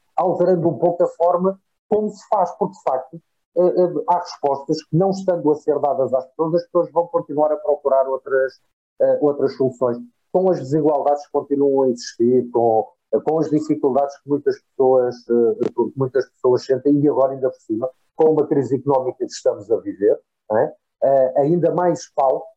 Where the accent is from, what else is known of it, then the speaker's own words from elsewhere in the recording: Portugal; como português